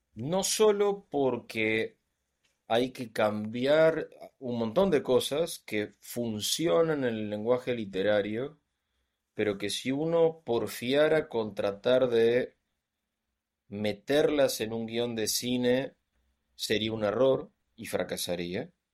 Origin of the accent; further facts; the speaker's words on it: Argentina; aquí en Argentina tenemos una tradición de cuentistas